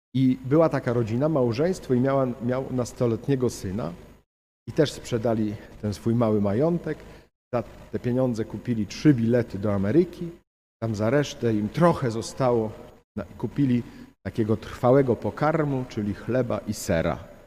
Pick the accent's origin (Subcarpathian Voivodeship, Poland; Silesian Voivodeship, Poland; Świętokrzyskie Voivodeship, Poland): Świętokrzyskie Voivodeship, Poland; Ostrowiec Świętokrzyski; ja pochodzę z Ostrowca Świętokrzyskiego